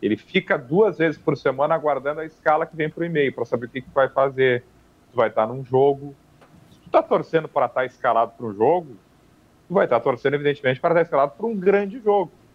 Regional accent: Taquaruçu do Sul, Rio Grande do Sul, Brazil; moved away; also born or lived in Frederico Westphalen; eu eu sou natural de Frederico Westphalen, criado em Taquaruçu do Sul, município vizinho a Frederico

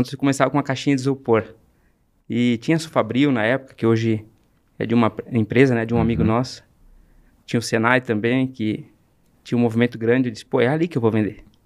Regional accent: Brazil; comecei vendendo picolé com 9 anos de idade, no bairro que eu nasci, na Barragem

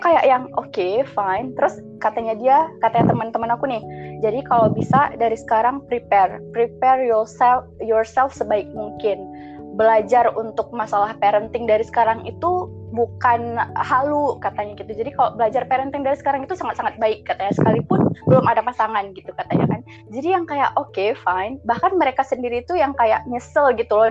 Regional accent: Aceh, Indonesia; saya berasal dari Aceh

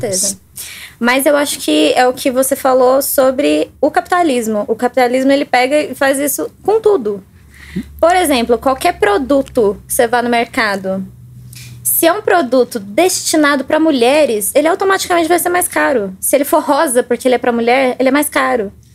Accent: Baependi, Minas Gerais, Brazil; moved away as an adult; now in Belo Horizonte, Brazil; eu sou do sul de Minas. É, moro em BH tem uns 4 anos, 5 anos mais ou menos. Sou de Baipendi

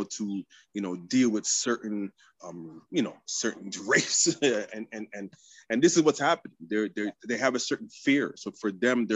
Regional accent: Quebec, Canada; now in Toronto, Canada; I'm from the French province

